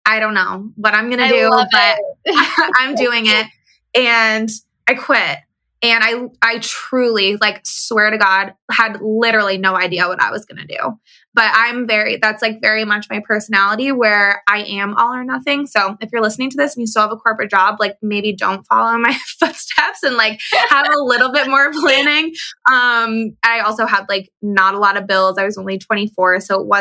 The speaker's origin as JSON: {"language": "English", "region": "East Coast", "country": "United States", "tie": "born or raised there", "also_born_or_lived": "San Diego, California", "moved": "as an adult", "said": "I grew up on the East Coast"}